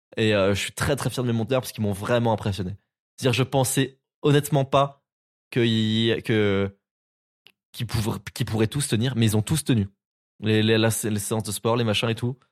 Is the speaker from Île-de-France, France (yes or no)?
no; Nancy, Grand Est, France; chez moi à Nancy